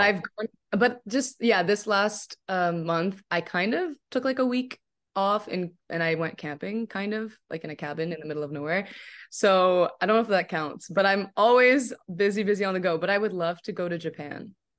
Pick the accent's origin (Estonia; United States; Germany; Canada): Canada; also born or lived in Morocco; I'm from Canada